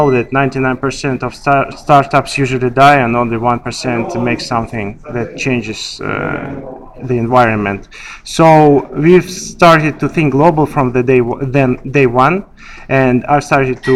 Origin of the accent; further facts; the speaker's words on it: Russia; moved away as an adult; now in Dubai, United Arab Emirates; I was born and raised in Russia